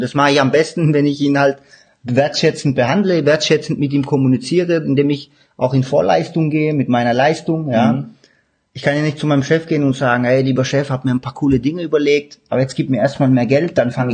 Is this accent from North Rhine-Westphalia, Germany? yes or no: no; Stuttgart area, Baden-Württemberg, Germany; ich komme ja aus dem Stuttgarter Raum, bei uns sagt man nicht gelobt